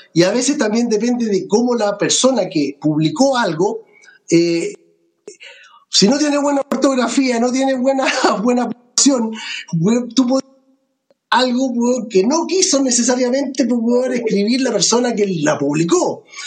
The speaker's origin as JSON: {"language": "Spanish", "town": "Melipilla", "region": "Santiago Metropolitan Region", "country": "Chile", "said": "estoy en Melipilla, en mi tierra"}